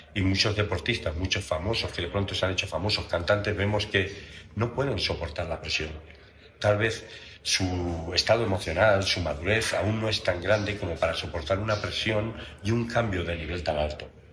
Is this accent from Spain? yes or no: yes; Valencia, Valencian Community, Spain; now in Mexico; donde yo nací en Valencia, en España